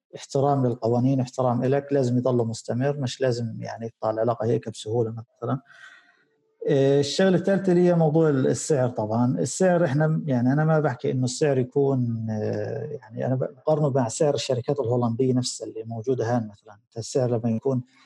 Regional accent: Gaza, Gaza Strip, Palestine; عندنا في غزه

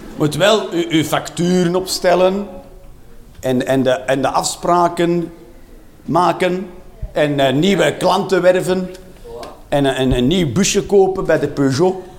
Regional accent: Flanders, Belgium; wij Vlamingen

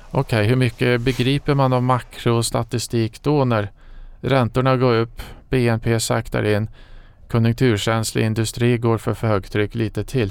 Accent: Falun, Dalarna County, Sweden; moved away as an adult; jag kommer från eh, Falun

